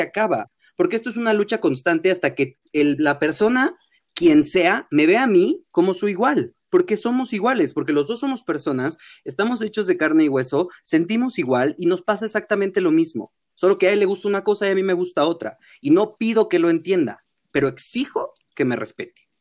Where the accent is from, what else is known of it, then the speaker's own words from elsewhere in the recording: Mexico; accent: fresa, cantadito; regresé a México hablando como yucateco, pero mal